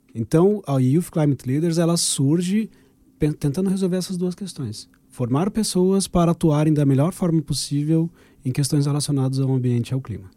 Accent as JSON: {"language": "Portuguese", "country": "Brazil", "moved": "yes", "lives_now": "Portugal", "said": "Eu sou um brasileiro que vem fazer uma ONG em Portugal"}